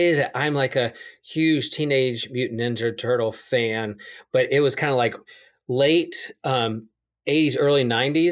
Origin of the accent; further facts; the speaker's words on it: Wilmington, North Carolina, United States; my hometown in Wilmington, North Carolina